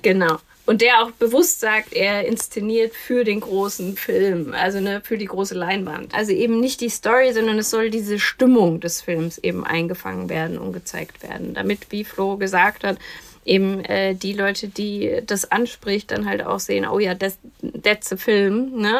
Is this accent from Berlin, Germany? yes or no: no; Kinzig Valley, Hesse, Germany; ich bin ja in, im Kinzigtal groß geworden